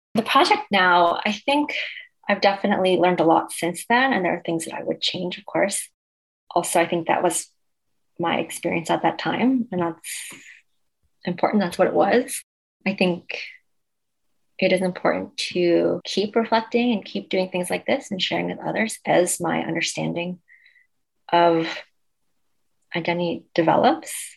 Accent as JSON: {"language": "English", "town": "Cambridge", "region": "Massachusetts", "country": "United States", "tie": "born or raised there", "also_born_or_lived": "China", "said": "I grew up in Cambridge"}